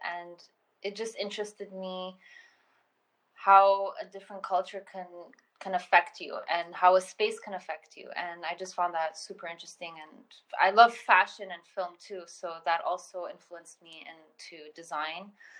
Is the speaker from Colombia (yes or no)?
yes; Colombia; born there; I was born in Colombia, so I always had two different cities of influence when it came to design and culture and authenticity and language and everything.